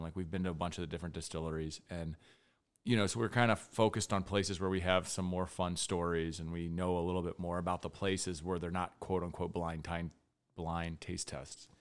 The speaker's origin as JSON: {"language": "English", "town": "Florence", "region": "Kentucky", "country": "United States", "tie": "born or raised there", "moved": "yes", "said": "born in Kentucky. I'm actually from Florence, Kentucky, originally"}